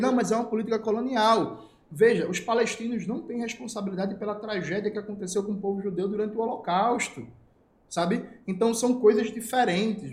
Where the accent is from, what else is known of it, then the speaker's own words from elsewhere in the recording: Northeast Region, Brazil; Eu saí a primeira vez do Nordeste brasileiro em 2015, eu tinha 25 anos